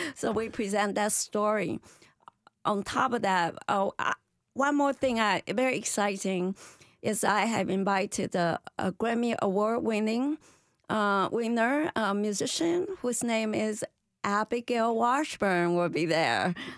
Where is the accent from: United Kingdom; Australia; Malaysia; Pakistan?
Malaysia; now in United States; my ancestor from China, but I'm Malaysian